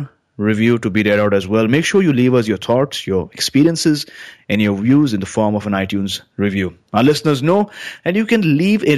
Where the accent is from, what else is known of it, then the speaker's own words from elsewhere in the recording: British Columbia, Canada; that's where I'm from